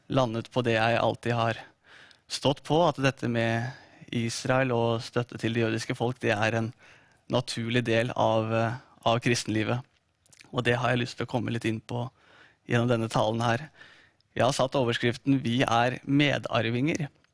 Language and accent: Norwegian; Drammen, Buskerud, Norway; fikk jeg min eh, første bibel av eh, De frie venner i Drammen, i menigheten der jeg vokste opp